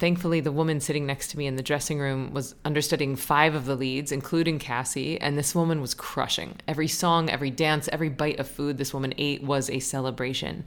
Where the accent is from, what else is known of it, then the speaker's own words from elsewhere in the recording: Florida, United States; moved away; I was Florida's junior miss